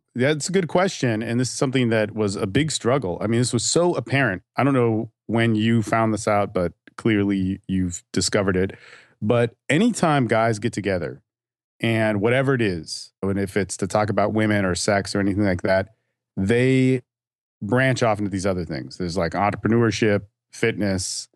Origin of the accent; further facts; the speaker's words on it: California, United States; moved away as an adult; also born or lived in Hawaii / Dallas–Fort Worth, Texas; now in Austin, United States; I'm from California and my family's from Hawaii, and I actually grew up in California and Hawaii as well